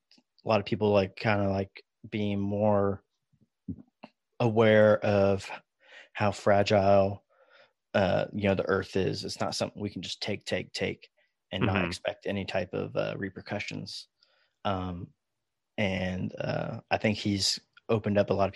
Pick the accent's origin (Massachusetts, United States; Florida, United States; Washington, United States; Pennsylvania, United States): Florida, United States; Daytona Beach; I grew up in Florida, Daytona Beach, and seeing space shuttle launches and whatnot as a kid was just like, that was like everyday life in Florida.